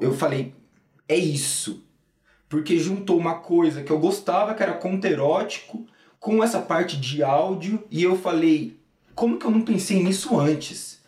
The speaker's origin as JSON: {"language": "Portuguese", "region": "São Paulo", "country": "Brazil", "tie": "born or raised there", "said": "eu nasci em São Paulo, sempre morei aqui em São Paulo e atualmente continuo morando em São Paulo"}